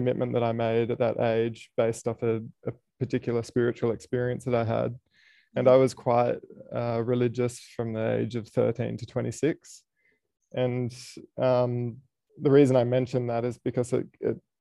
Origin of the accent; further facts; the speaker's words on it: Sydney, New South Wales, Australia; moved away; I grew up in Sydney